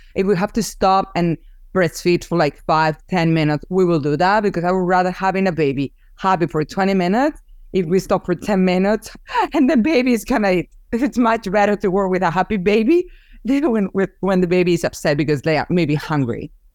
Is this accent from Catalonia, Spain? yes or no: yes; Barcelona, Catalonia, Spain; English is a second language; moved away as an adult; also born or lived in Massachusetts; now in United States; after I moved here from Spain because I'm originally from Barcelona